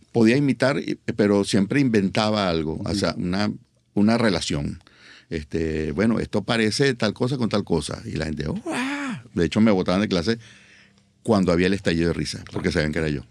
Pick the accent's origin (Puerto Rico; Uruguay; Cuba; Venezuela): Venezuela; Caracas, Capital District; todo en Caracas. Yo nací en Caracas, mis padres nacieron en Caracas, mis abuelos nacieron en Caracas